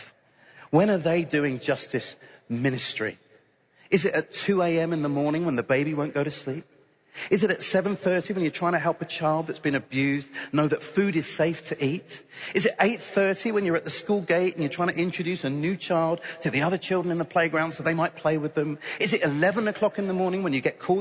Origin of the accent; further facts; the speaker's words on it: United Kingdom; I'm British